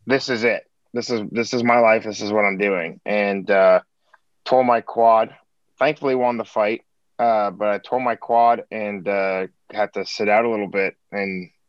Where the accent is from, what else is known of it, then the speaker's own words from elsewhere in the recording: Montreal, Quebec, Canada; now in Nashville, United States; born and raised in Montreal, Quebec, Canada